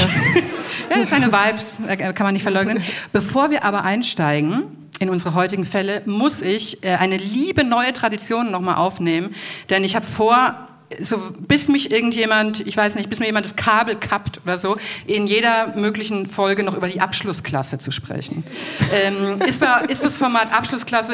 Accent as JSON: {"language": "German", "area": "Franconia", "region": "Bavaria", "country": "Germany", "accent": "Franconian", "said": "mein Fränkisch"}